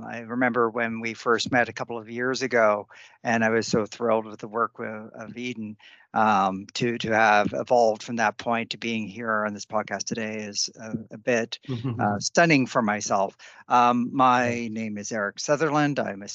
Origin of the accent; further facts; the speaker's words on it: Canada; accent: plain; My background is as a Canadian, which you may be able to tell because of my very plain accent and the fact that I apologize for things constantly